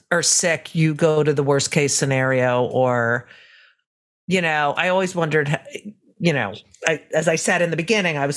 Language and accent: English; New Jersey, United States; I grew up in Jersey